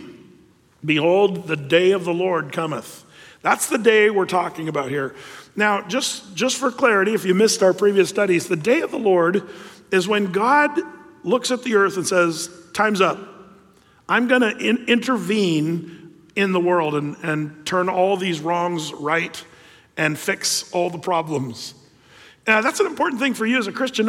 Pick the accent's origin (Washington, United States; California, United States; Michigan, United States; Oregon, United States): Oregon, United States; Southern; I grew up in Southern Oregon where we had rivers and lakes